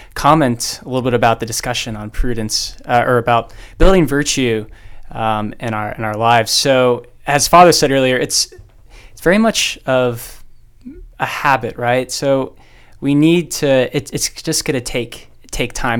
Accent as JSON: {"language": "English", "town": "Dallas", "region": "Texas", "country": "United States", "said": "I am from the Diocese of Dallas."}